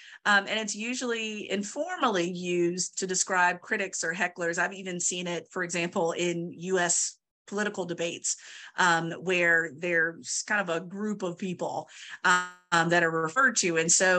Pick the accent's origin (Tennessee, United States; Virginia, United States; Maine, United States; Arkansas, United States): Virginia, United States; I am originally from Southern Virginia, and my mother talks about it quite a bit, where there was a movie theater, small movie theater in my hometown